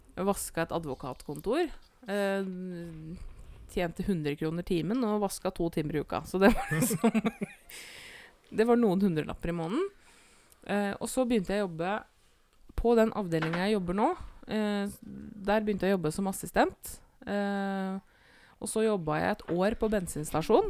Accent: Eidsvoll, Akershus, Norway; det er jo der jeg er fra

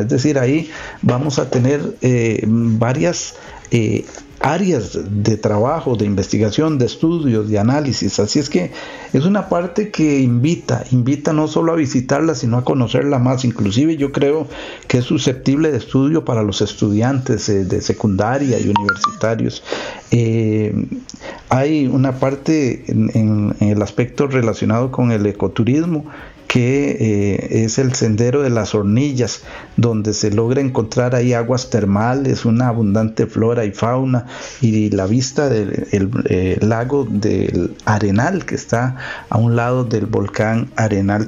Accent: Costa Rica; como costarricenses

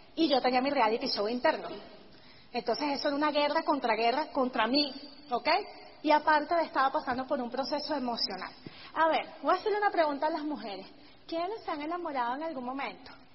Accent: Venezuela; he podido mantener mi negocio por encima de todo allá en Venezuela

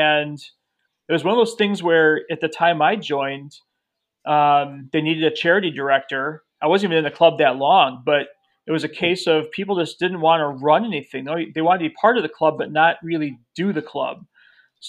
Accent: Chicago, Illinois, United States; I'm from Chicago.

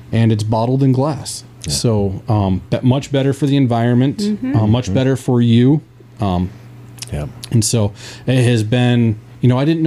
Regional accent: Central New York State, United States; born and baptized in Central New York State, and didn't really know anything else

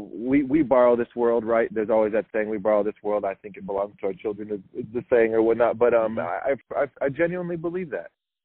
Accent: Milpitas, California, United States; I'm from the Bay Area. Grew up in Milpitas, San Jose area my entire life

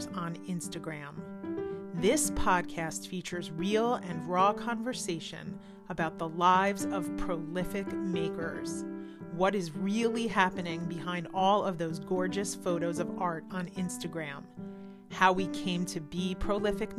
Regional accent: East Coast, United States; moved away as an adult; now in Cleveland, United States; I grew up on the East Coast

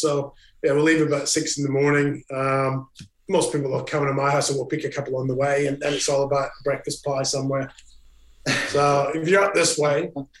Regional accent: Scotland, United Kingdom; now in Brisbane, Australia; I'm Scottish.

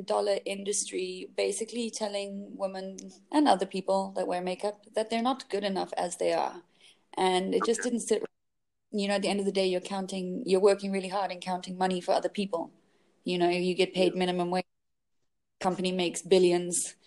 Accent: South Africa; moved away as an adult; also born or lived in England / London; I was born in England and grew up in South Africa and went back to England. I came back to South Africa with a few stops on the way.

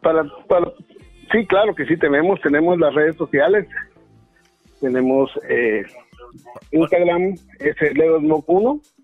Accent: Guatemala; now in Los Angeles, United States; seré mexicano de corazón y de afecto, pero de nacimiento soy guatemalteco

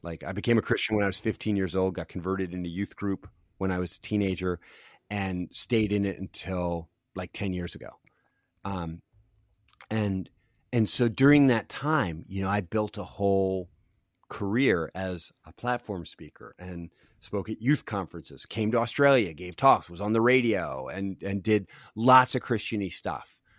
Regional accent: Philadelphia, Pennsylvania, United States; also born or lived in Los Angeles; now in Cincinnati, United States; I grew up in Philadelphia on the East Coast, and I'm a. I'm so East Coast

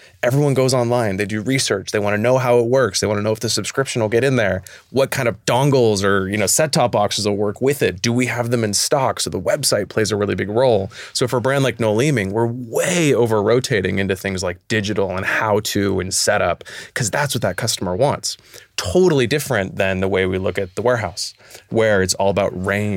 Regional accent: United States; moved away as an adult; now in New Zealand; even though I'm American, I've been here 2 years, I'm an honorary Kiwi now

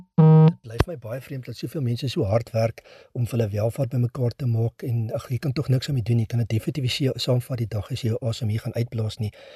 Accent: South Africa; as Suid-Afrikaners

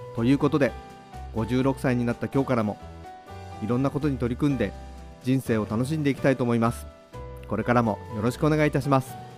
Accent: Tokyo, Japan; 今から56年前の今日僕は東京で生まれました

